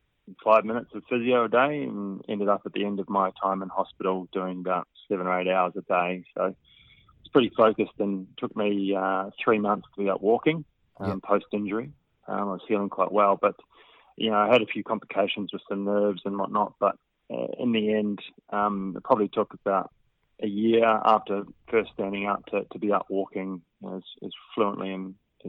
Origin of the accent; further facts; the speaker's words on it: Western Australia, Australia; I come from the West Australia, and it's quite hot over there, so you try and minimise the clothing coverage.